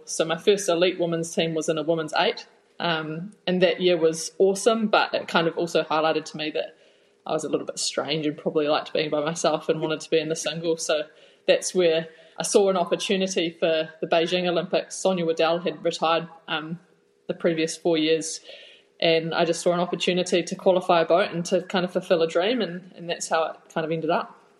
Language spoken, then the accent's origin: English; Napier, Hawke's Bay, New Zealand; moved away as an adult; also born or lived in Waikato; I am from the real Bay, Hawke's Bay. Um, I'm a Napier girl and born and bred. Had spent my whole childhood there until I moved up to the Waikato to start the rowing journey when I was about 18 or 19